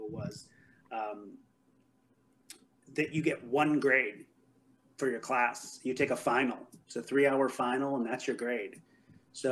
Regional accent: Chicago, Illinois, United States; we're from Chicago

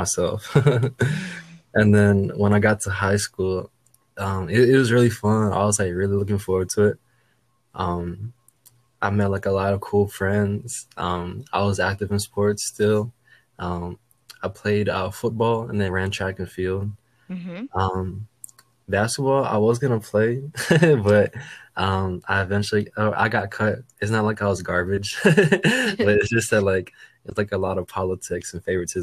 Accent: Aurora, Illinois, United States; also born or lived in Fairbanks, Alaska / Anchorage, Alaska; Originally I was born in Alaska. I was born in Fairbanks, and then I lived in Anchorage, Alaska for like probably half of my childhood until 2007, when I came to Aurora, Chicago, back in 2007.

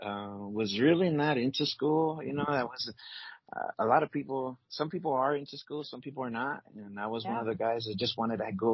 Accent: California, United States; moved away as an adult; also born or lived in Guatemala / Los Angeles / Inglewood / Palmdale; I was born there, and at the age of four, I came over to the States, and I grew up basically in California.

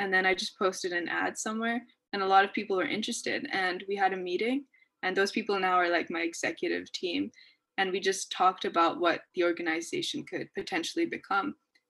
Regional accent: Pakistan; Since I'm from South Asia, so Pakistan, I get to see that on a day-to-day basis or hear stories from people.

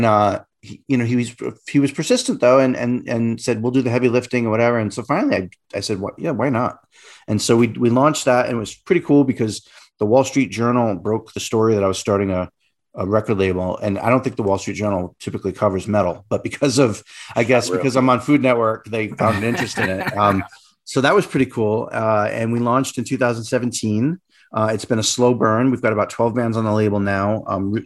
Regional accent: Rhode Island, United States; moved away; also born or lived in New York; I grew up in Rhode Island, which is a really tiny state.

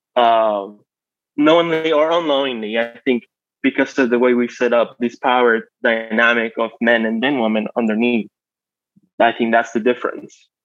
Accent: Mexico; moved away as an adult; now in United States; I grew up in Mexico. I was raised in Mexico. And in 08, I moved to the States for college

